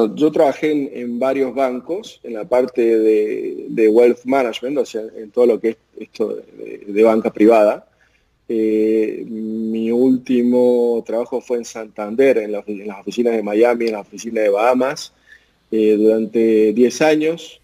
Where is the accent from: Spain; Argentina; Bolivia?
Argentina; como argentino, latinoamericano